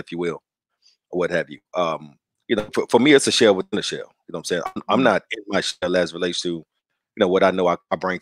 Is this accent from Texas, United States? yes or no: yes; Dallas, Texas, United States; I grew up in West Dallas, you know, in the project.